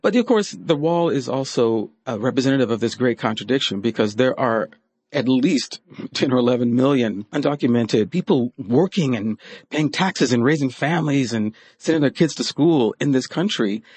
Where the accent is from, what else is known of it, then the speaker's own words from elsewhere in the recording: Kentucky, United States; I'm from the South. I was born in Kentucky